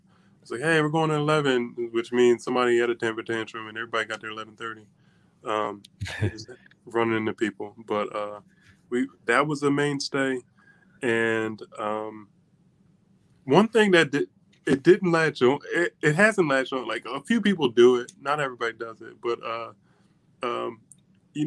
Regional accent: just outside Philly, Pennsylvania, United States; moved away as an adult; now in Howard County, United States; I grew up just outside Philly, but it was a blue collar town and worked at oil refineries that closed like 20 years ago

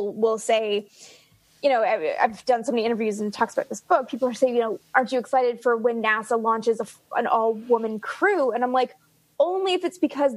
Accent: Canada; accent: Canadian; my Canadian accent

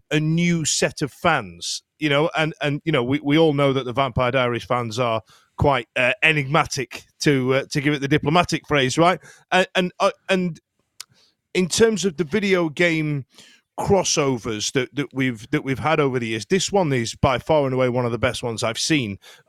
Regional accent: Sheffield, Yorkshire and the Humber, United Kingdom; I'm from Sheffield

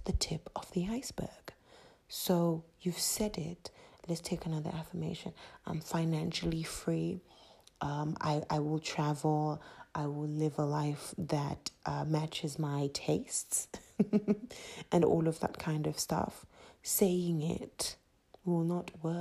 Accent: Zimbabwe; accent: Zimbabwean; my Zimbabwean accent

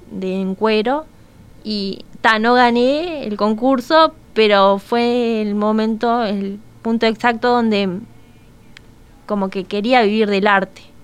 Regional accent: Montevideo, Uruguay; tengo recuerdo como de los 8, 9 años que iba a clases de dibujo en el Paso de la Arena, soy del Cerro.

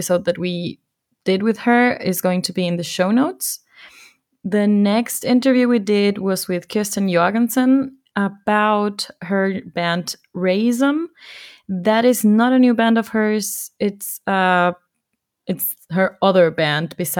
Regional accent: Ecuador; moved away; my home country, in my hometown

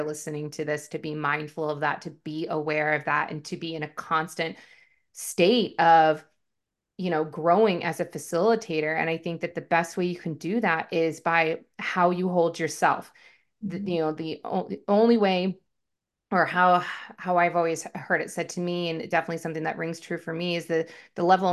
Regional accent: Washington, United States; now in Phoenix, United States; So I'm originally from Washington State, born and raised. Lived about 40 minutes north of downtown Seattle

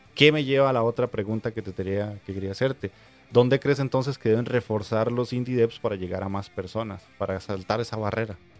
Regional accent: Costa Rica; aquí en mi país

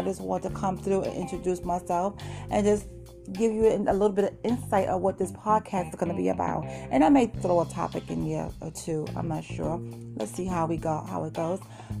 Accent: New York City, New York, United States; moved away as an adult; also born or lived in Queens, New York City / Bronx, New York City; now in Florida, United States; I'm from Brooklyn. I am just another girl from Brooklyn. You know, my hometown is New York City. I also lived in Queens.

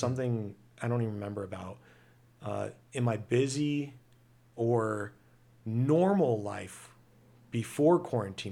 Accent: United States; being American, I'm proud to be American

